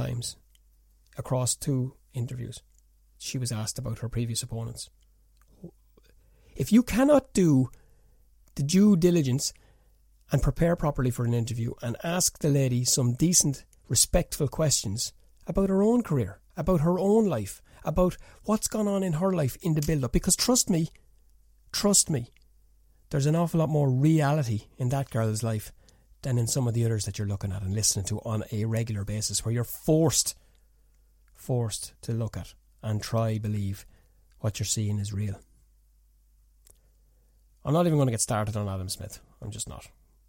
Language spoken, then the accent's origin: English; Ireland; I'm Irish